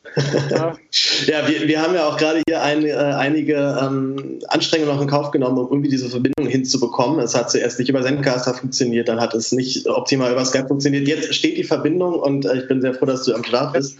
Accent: Berlin, Germany; als Berliner

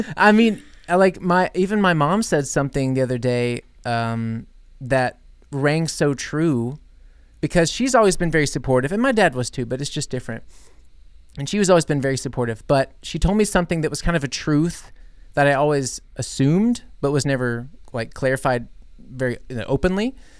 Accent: United States; growing up in the States

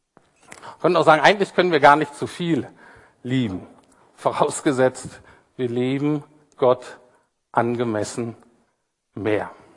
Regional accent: Bremen, Germany; now in Berlin, Germany; Ich komme ja so aus Bremen, so ein bisschen

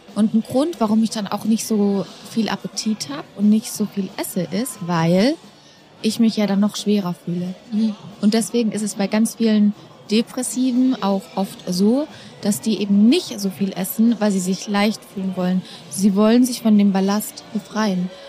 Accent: Dachau, Bavaria, Germany; Ich bin in Dachau geboren

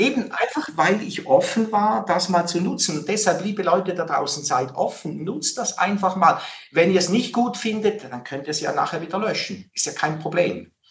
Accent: Switzerland; in der Schweiz natürlich als Schweizer

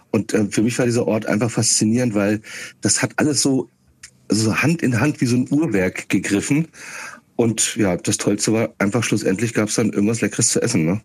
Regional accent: Schauenburg, Hesse, Germany; Kassel bin ich geboren, ein bisschen westlich ähm, von Kassel aufgewachsen in Schaumburg-Elgershausen.

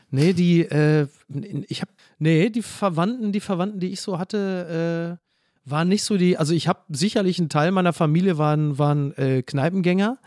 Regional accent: Castrop-Rauxel, North Rhine-Westphalia, Germany; Henrichenburg, wo ich herkomme, ist ja dann nochmal so in den Outs, das ist ja eher so das Münsterland

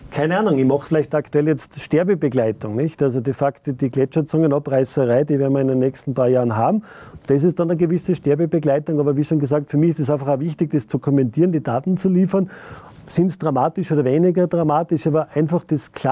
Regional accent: Saalfelden, Salzburg, Austria; born there; bin ein gebürtiger Saalfeldner und die Messungen an der Pasterze sind aus einer Initiative herausgekommen, die in Saalfelden passiert sind.

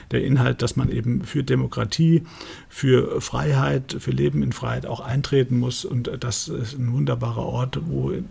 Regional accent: Frankfurt, Hesse, Germany; Ich bin in Frankfurt aufgewachsen. Ich bin äh, den Goethe-Turm äh, jeden Tag hochgekleppert. Ich bin da wirklich in Frankfurt Oberat an der Stadtgrenze zu Offenbach äh, groß geworden.

